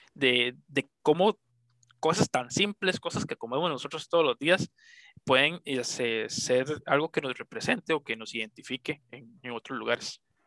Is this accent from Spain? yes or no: no; Costa Rica; nací aquí en Costa Rica